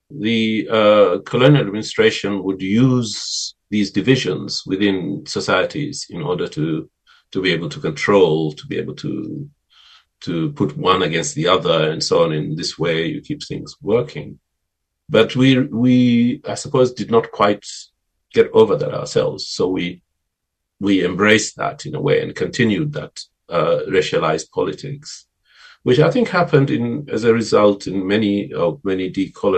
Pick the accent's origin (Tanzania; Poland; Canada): Tanzania; Zanzibar; where I grew up in Zanzibar